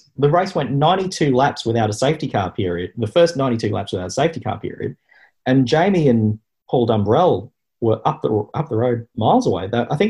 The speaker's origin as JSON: {"language": "English", "town": "Bowen", "region": "Queensland", "country": "Australia", "tie": "born or raised there", "moved": "yes", "said": "I'm from Bowen in North Queensland. When I was growing up, Red Rooster was the only fast food in town."}